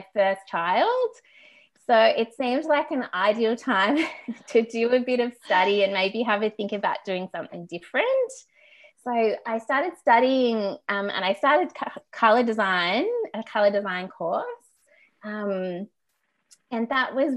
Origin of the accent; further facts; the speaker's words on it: Canberra, Australian Capital Territory, Australia; moved away as an adult; now in Melbourne, Australia; I grew up in Canberra, the nation's capital, and I lived there until I was about 20